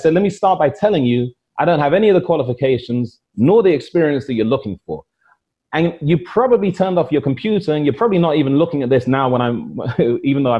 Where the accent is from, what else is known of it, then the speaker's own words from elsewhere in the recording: London, United Kingdom; moved away as an adult; also born or lived in Devon; now in Saudi Arabia; where I was born in Paddington, London, 1974